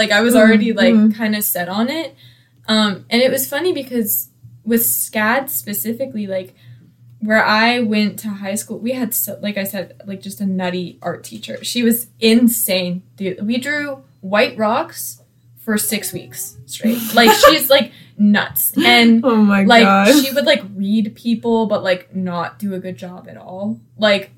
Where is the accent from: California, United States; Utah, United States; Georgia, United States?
Georgia, United States; Marietta; I'm from Marietta.